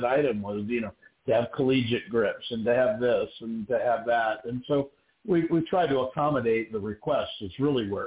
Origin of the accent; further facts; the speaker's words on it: Scottsdale, Arizona, United States; I'm from Scottsdale